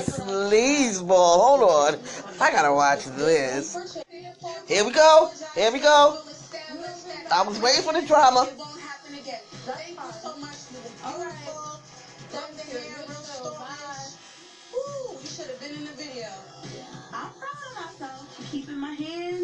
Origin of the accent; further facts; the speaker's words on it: New York City, New York, United States; Growing up in Brooklyn back in the day